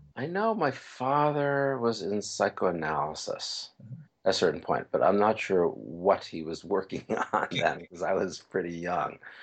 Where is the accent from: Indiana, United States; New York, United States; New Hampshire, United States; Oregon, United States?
New York, United States; New York City; moved away; also born or lived in Bay Area; I grew up in New York City